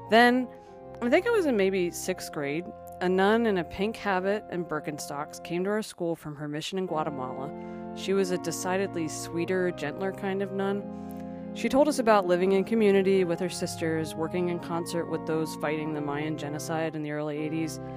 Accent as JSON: {"language": "English", "town": "Philadelphia", "region": "Pennsylvania", "country": "United States", "tie": "born or raised there", "said": "I grew up in Philadelphia, an Irish Catholic in an Irish Catholic neighborhood, second of four kids, which was a low number for the time."}